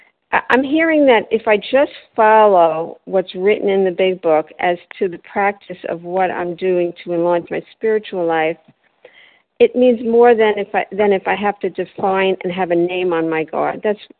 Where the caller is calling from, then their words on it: Delray Beach, Florida, United States; I'm calling from Delray Beach, Florida.